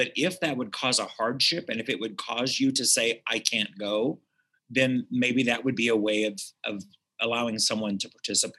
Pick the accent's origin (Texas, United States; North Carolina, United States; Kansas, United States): Kansas, United States; Reno County; I grew up in Reno County. So the state fair was 10 minutes away, and you know, it was the same place as my county fair.